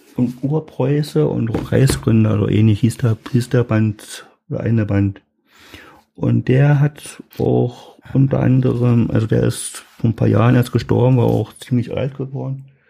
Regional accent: East Germany, Germany; also born or lived in Lusatia, Brandenburg; Ich komme aus dem Osten, ich wohne jetzt

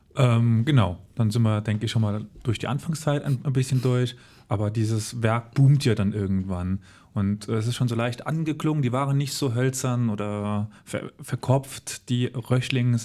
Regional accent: Völklingen, Saarland, Germany; ich komme aus Völklingen

